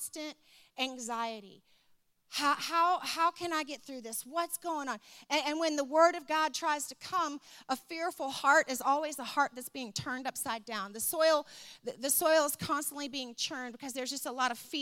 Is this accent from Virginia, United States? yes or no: yes; Richmond, Virginia, United States; I grew up in Richmond, Virginia